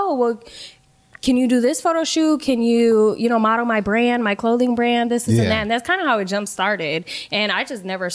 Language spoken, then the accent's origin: English; Kenosha, Wisconsin, United States; moved away; also born or lived in Milwaukee / Chicago; I'm from Kenosha. It's a really small town